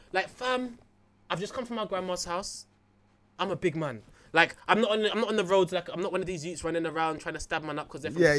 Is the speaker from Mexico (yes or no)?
no; London, United Kingdom; You ask me where I'm from, I tell you I'm from Tottenham.